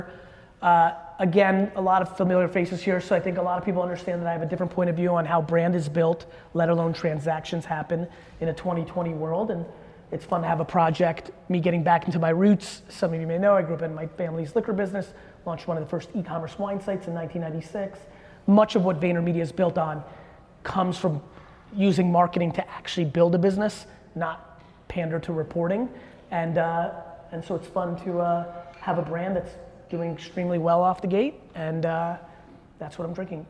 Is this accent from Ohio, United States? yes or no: no; Edison, New Jersey, United States; also born or lived in Soviet Union / Queens, New York / Dover, New Jersey; I was born in the Soviet Union. I came to the US when I was a kid. And at first I lived in Queens, and I actually went to Dover, New Jersey, which I rarely mention. We were there for a very short period of time. But I grew up in Edison, New Jersey